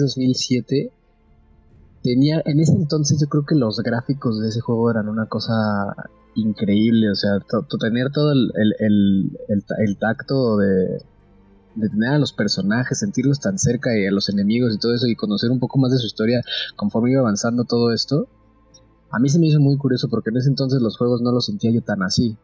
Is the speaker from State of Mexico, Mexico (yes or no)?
no; Mexico City, Mexico; soy de Ciudad de México, tengo 23 años